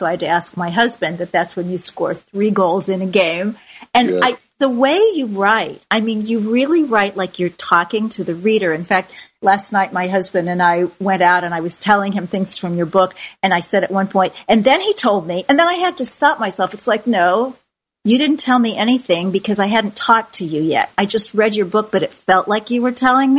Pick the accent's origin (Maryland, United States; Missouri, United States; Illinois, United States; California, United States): Missouri, United States; Kansas City; I grew up in Kansas City, Missouri